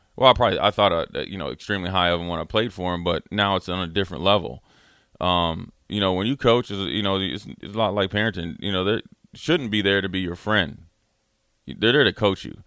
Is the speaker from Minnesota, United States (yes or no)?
yes; Minneapolis, Minnesota, United States; I'm from Minneapolis